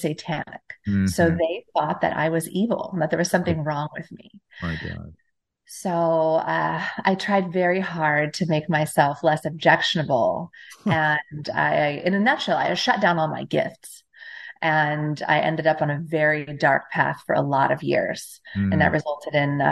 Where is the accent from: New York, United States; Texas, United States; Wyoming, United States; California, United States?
California, United States; Temecula; I grew up in Southern California